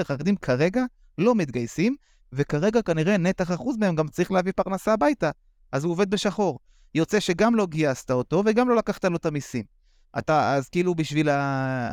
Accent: Bnei Brak, Tel Aviv District, Israel; גדלתי בבני ברק

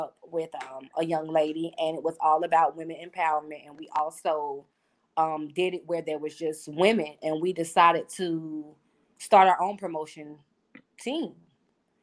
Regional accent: Wilmington, North Carolina, United States; now in Raleigh, United States; I'm from Wilmington

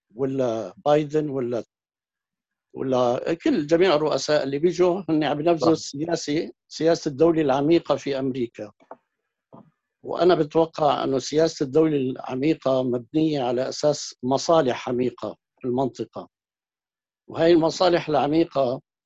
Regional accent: Syria

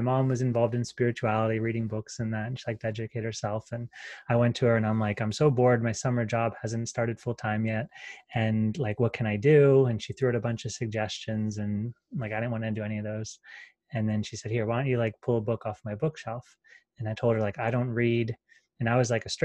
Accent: Pennsylvania, United States; moved away as an adult; now in Sedona, United States; I'm from Pennsylvania

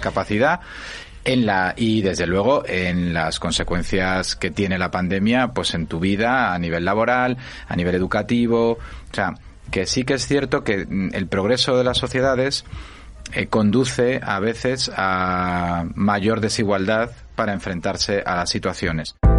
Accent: a mining valley in Asturias, Spain; yo nací en un pueblo, en un valle minero asturiano

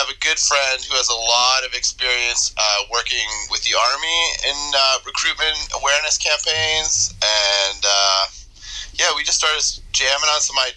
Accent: Toronto, Ontario, Canada; moved away as an adult; now in upstate New York, United States; I'm initially from Canada. I grew up in Toronto and then more recently out in Eastern Ontario

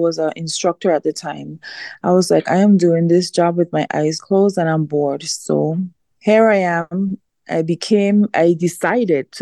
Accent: British Virgin Islands; born or raised there

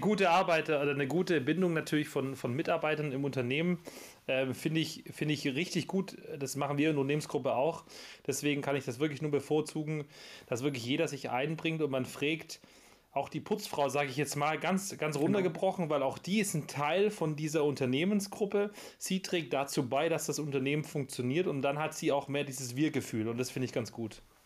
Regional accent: Backnang, Baden-Württemberg, Germany; ich bin ja in Backnern geboren

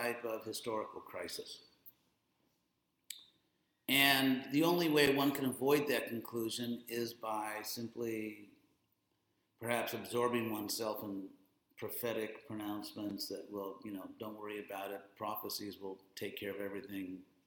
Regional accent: Southern California, United States; I am from Southern California

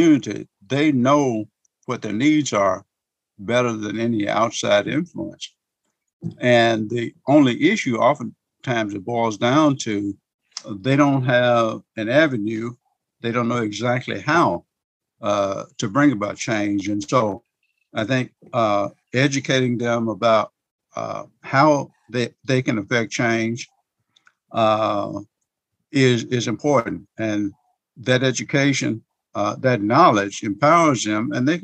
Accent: Wynne, Arkansas, United States; also born or lived in Little Rock, Arkansas; I was born in 1950 in Cross County, Arkansas. It's over in the eastern part of the state in Wynne, a little small town called Wynne.

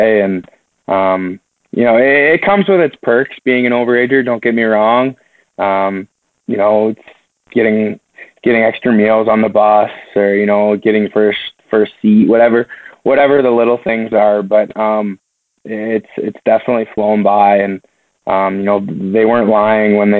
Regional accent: London, Ontario, Canada; London, which is my hometown game

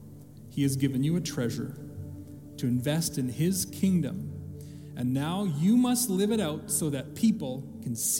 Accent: Canada; growing up in Canada, as I did

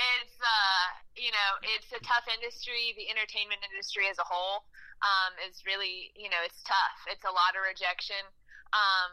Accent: St. Louis, Missouri, United States; moved away as an adult; now in Nashville, United States; I was actually born and raised in St. Louis

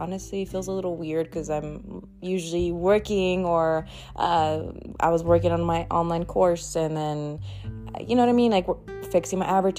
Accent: Los Angeles, California, United States; also born or lived in North Dakota / Twin Falls; And if you don't know, I'm originally from Cali. I was born in LA, and we moved like everywhere, all over Cali, well, SoCal.

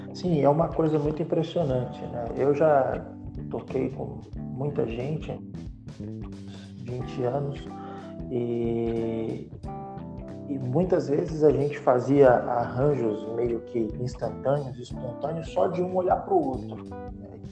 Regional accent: São Paulo, Brazil; moved away as an adult; now in Brasília, Brazil; eu sou natural de São Paulo, é, eu saí de São Paulo para vir a Brasília

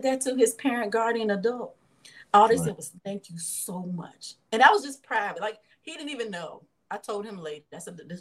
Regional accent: Lawrenceville, Virginia, United States; now in Memphis, United States; So I grew up in Lawrenceville, Virginia

